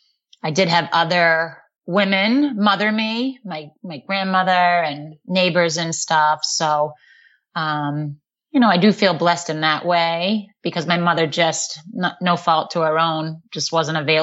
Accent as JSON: {"language": "English", "town": "Boston", "region": "Massachusetts", "country": "United States", "also_born_or_lived": "Tyngsborough, Massachusetts", "accent": "Boston", "said": "I'm just from here, but it's awful. I have a bad Boston accent"}